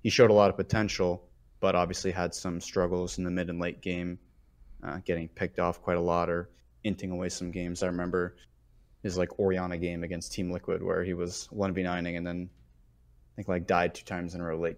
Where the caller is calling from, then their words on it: San Antonio, Texas, United States; Calling from San Antonio, Texas.